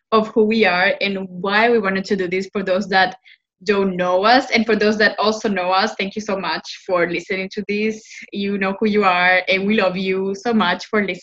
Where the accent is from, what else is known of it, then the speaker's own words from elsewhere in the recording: Paraguay; first language Spanish; English is a second language; I am from Paraguay